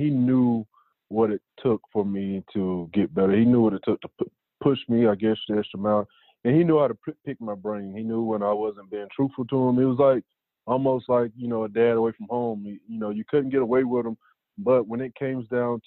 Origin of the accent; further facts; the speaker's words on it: North Carolina, United States; growing up in North Carolina, I was a huge Tar Heel fan at one point